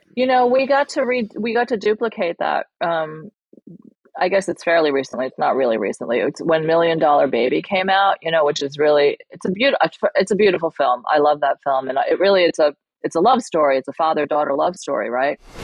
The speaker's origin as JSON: {"language": "English", "region": "New York", "country": "United States", "tie": "born or raised there", "second_language": "English", "said": "landed in New York and had me and my brother."}